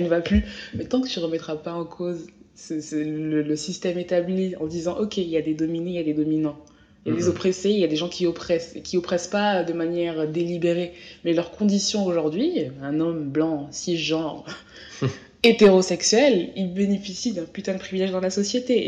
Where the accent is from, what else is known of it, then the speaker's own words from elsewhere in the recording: France; je suis française